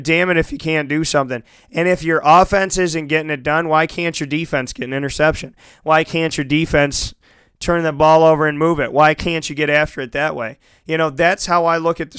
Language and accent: English; United States; I grew up in America